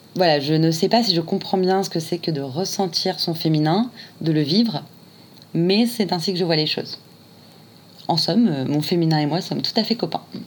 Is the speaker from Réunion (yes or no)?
yes; Réunion; now in Paris, France; je suis originaire de l'île de la Réunion et je suis aujourd'hui euh, à Paris